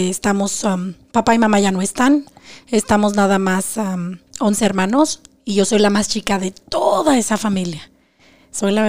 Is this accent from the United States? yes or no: no; Zacatecas, Mexico; moved away as an adult; Soy de Zacatecas. Zacatecas, México.